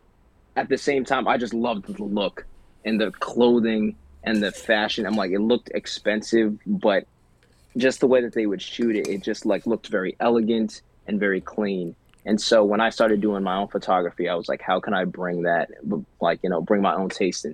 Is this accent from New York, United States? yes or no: yes; Catskill Mountains, New York, United States; where I grew up in the Catskill Mountains